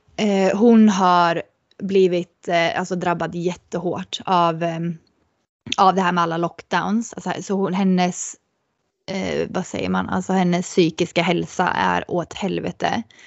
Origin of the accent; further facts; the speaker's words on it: Sweden; moved away as an adult; att komma hem till Sverige